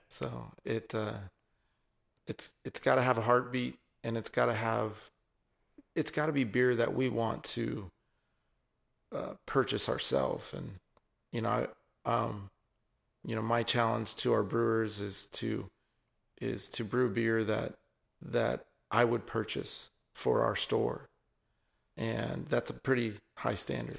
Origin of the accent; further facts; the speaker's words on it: Isleton, California, United States; also born or lived in San Francisco; what I know as home is, is Ileton, um, out in the Sacramento Delta.